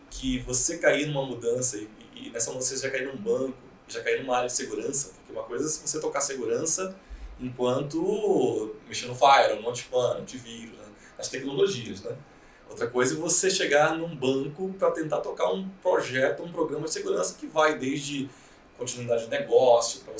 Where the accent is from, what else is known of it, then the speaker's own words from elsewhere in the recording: Belém, Pará, Brazil; now in São Paulo, Brazil; quando eu cheguei em São Paulo, eu vim de Belém, né?